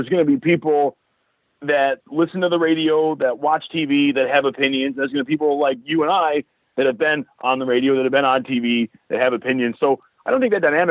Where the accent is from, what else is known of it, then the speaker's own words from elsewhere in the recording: Detroit, Michigan, United States; moved away as an adult; now in Tucson, United States; I'm from Detroit, and we went through a horrendous, horrendous economic downfall